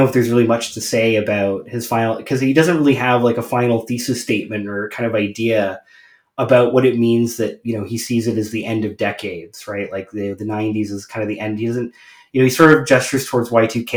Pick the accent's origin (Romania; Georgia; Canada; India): Canada; I'm Canadian.